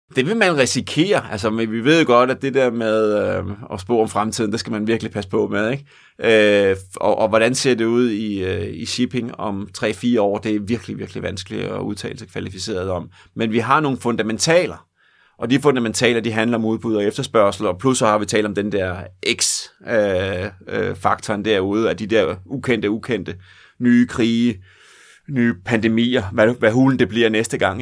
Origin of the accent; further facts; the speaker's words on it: Denmark; vores identitet som danskere